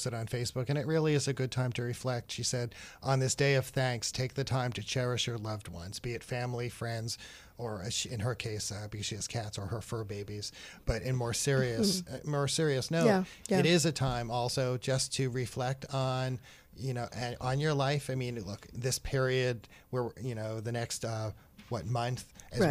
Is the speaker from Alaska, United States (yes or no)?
no; New Jersey, United States; moved away as an adult; now in New York City, United States; And even before I moved to New York City, I grew up in New Jersey